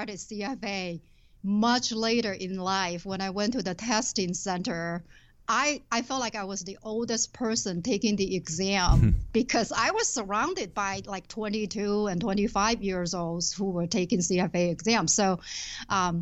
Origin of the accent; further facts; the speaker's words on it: Shenzhen, Guangdong, China; moved away as an adult; now in Twin Cities, United States; I was born and raised in southern China. When I was 20 years old, I left my hometown, Shenzhen, to come to this country